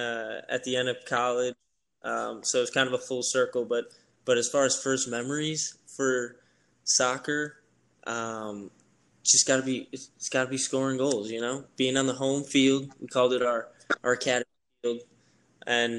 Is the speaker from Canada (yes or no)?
no; Whitefish Bay, Wisconsin, United States; moved away as an adult; back in my hometown of Whitefish Bay, which is right next to Milwaukee, Wisconsin